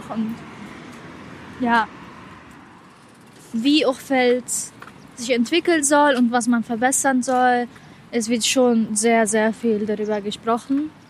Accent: Rome, Lazio, Italy; now in Duisburg, Germany; Vor allem halt Duisburg ist eine kleine Stadt und ich bin halt in Rom aufgewachsen. Rom ist halt riesig.

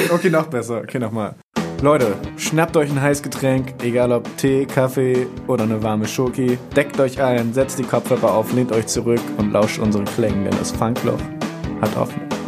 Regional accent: Oldenburg, Lower Saxony, Germany; moved away as an adult; now in Bremen, Germany; Ich komme ursprünglich auch aus Oldenburg, aber wohne mittlerweile in Bremen

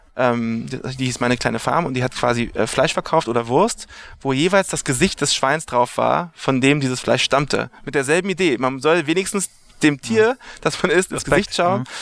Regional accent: Berlin, Germany; moved away as an adult; now in New York, United States; ich komme aus Berlin, äh, Westteil von Berlin, da bin ich geboren.

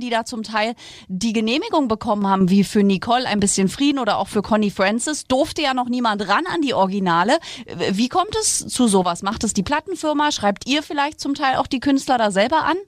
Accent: East Germany, Germany; ich bin auch aus dem Osten

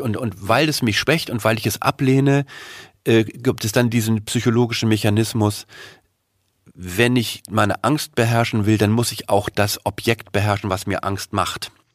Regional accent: Germany; uns als Deutsche

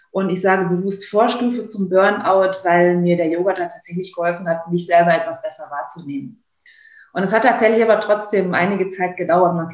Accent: Kleve, North Rhine-Westphalia, Germany; Ich bin dann wieder in meine Heimatstadt Kleve wieder reingezogen

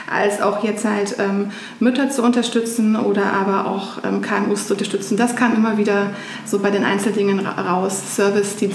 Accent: Germany; grundsätzlich bin ich in einer Kleinstadt in Deutschland aufgewachsen, äh, wie man wahrscheinlich auch hören kann.

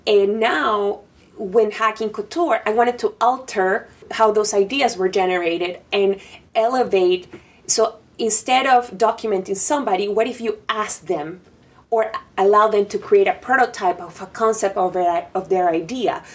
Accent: Panama; English is a second language; now in New York, United States; I'm from Panama

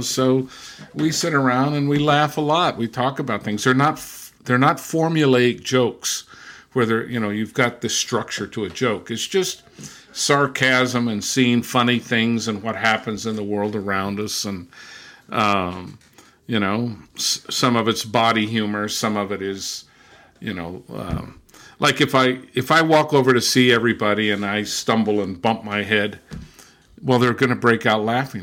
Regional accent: Southern California, United States; also born or lived in Brazil / England / Germany; now in Massachusetts, United States; I was born and raised in Southern California.

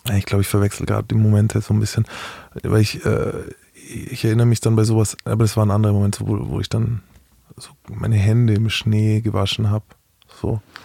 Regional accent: Bavaria, Germany; Ich bin aus Bayern.

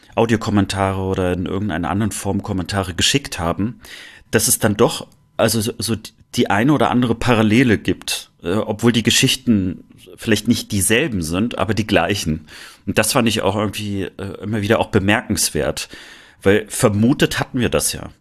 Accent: Rostock, Mecklenburg-Vorpommern, Germany; born or raised there; moved away as an adult; now in Cologne, Germany

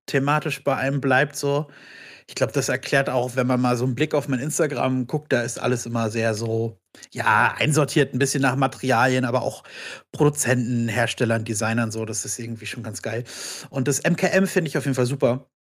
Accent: Berlin, Germany; also born or lived in Brandenburg an der Havel; ich komme aus Berlin

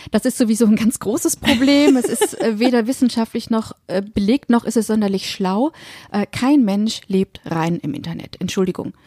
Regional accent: Germany; Und jetzt bin ich hier noch im dritten, im Deutschen, als gebürtige Deutsche

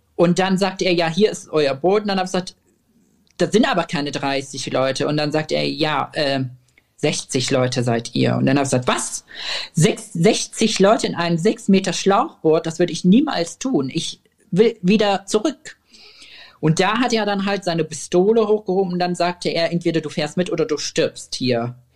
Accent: Syria; German is a second language; now in Germany; wir sind aus Syrien, wir sind gerade angekommen

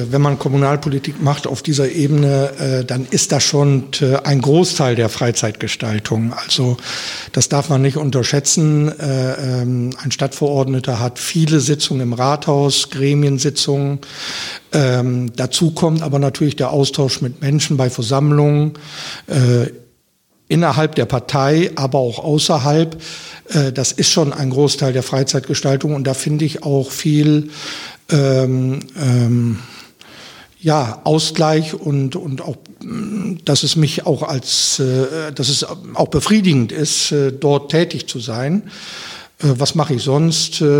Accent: Diepholz, Lower Saxony, Germany; Ja, also ich habe, äh, wie gesagt, in Osnabrück studiert. Das war nicht weit weg von meinem Heimatort Diepholz.

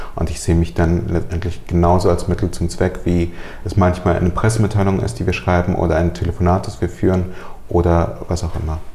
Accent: Germany; German is a second language; also born or lived in Soviet Union; ich bin mit fünf Jahren nach Deutschland gekommen mit äh, meiner Mutter und meinen Großeltern. Wir sind aus der Sowjetunion eingewandert

